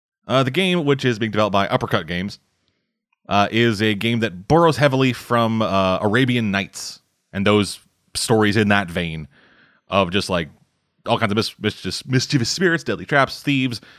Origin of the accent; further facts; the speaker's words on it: Canada; I'm Canadian